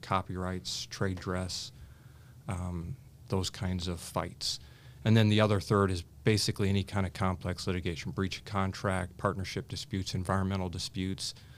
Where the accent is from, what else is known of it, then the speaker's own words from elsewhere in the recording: Richmond, Indiana, United States; I grew up in Richmond, Indiana